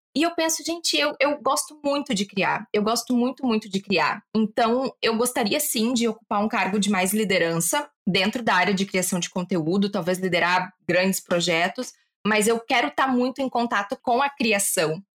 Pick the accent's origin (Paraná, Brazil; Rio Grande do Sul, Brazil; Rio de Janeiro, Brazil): Rio Grande do Sul, Brazil; Porto Alegre; moved away as an adult; also born or lived in Portugal; eu sou de Porto Alegre, mas eu não queria ficar lá